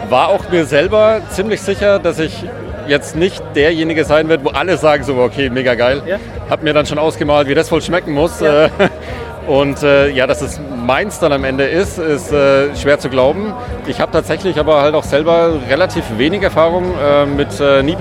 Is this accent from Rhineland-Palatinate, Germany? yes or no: no; Würzburg, Bavaria, Germany; Würzburg, also ich bin eigentlich